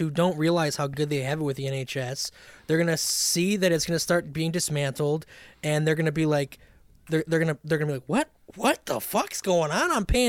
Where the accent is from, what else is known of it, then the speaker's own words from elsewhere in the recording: United States; growing up in America.